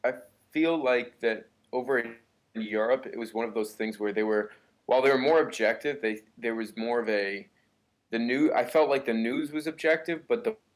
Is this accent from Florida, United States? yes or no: no; Newbury, Massachusetts, United States; moved away as an adult; now in New York, United States; I'm from Newbury, Massachusetts. But I go to school down in the New York area at Mercy College.